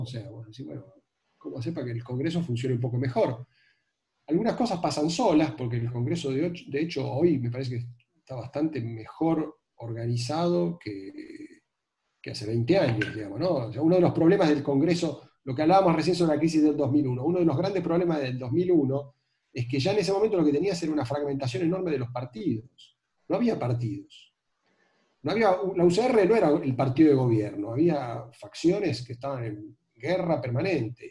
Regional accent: Argentina

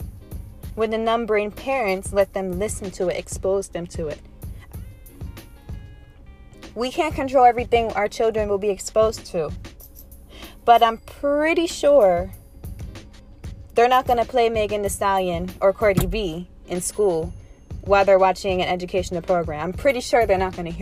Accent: United States; as American citizens

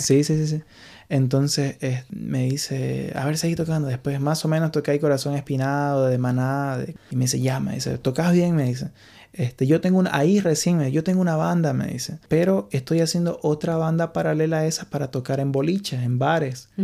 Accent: Santa Cruz de la Sierra, Santa Cruz, Bolivia; moved away as an adult; also born or lived in Morón, Argentina; now in Ireland; Me crié en Bolivia, en Santa Cruz

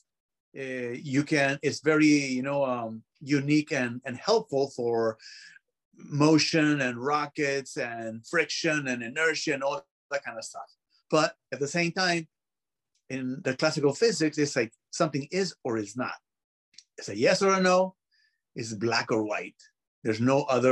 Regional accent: Peru; English is a second language; I was born in Peru

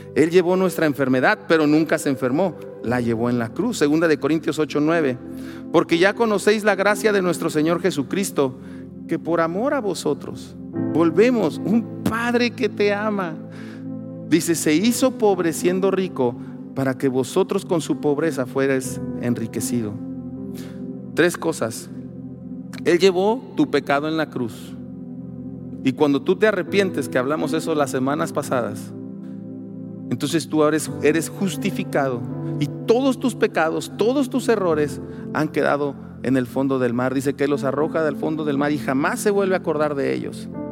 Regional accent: Mexico

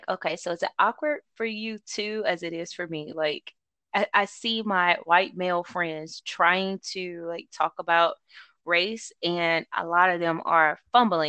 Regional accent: the South, United States; moved away; I go home and I am from the South, I see from where I came from

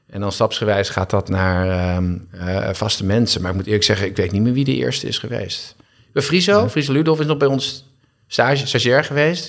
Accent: Castricum, North Holland, Netherlands; also born or lived in Heemskerk; toen ben ik verhuisd naar Castricum. En daar heb ik mijn hele jeugd eigenlijk geleefd en gewoond

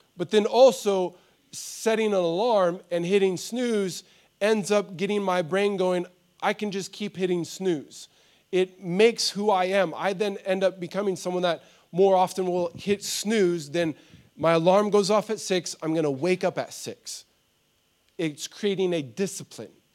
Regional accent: United States; moved away; I grew up in America

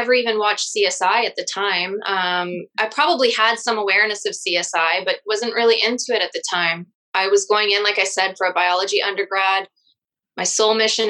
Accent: Chelmsford, Ontario, Canada; also born or lived in Sudbury, Ontario; I grew up in Chelmsford

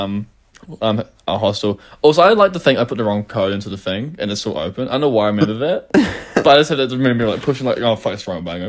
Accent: New Zealand; being a Kiwi and seeing the Auckland skyline

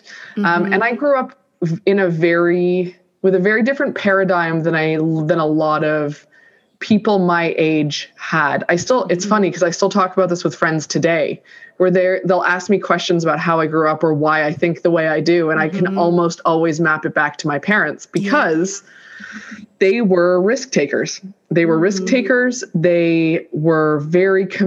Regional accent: Toronto, Ontario, Canada; I grew up in Toronto in Canada and I am the first child of two immigrants

